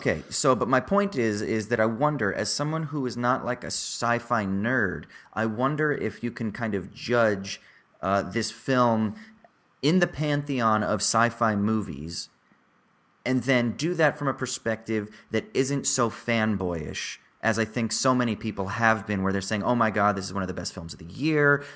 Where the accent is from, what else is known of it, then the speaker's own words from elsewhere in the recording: Southern Orange County, California, United States; growing up in Southern Orange County